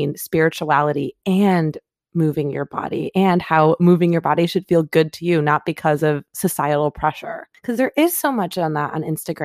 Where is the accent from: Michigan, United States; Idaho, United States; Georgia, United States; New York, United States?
Michigan, United States; now in California, United States; I grew up in the Midwest